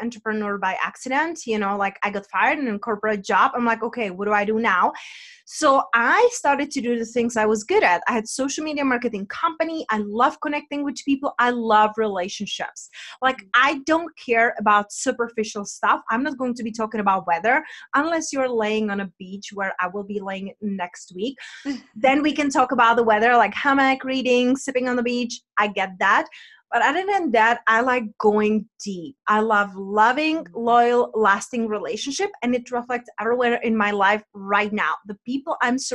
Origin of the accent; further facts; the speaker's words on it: Czechia; accent: Czech; my accent is from Czech Republic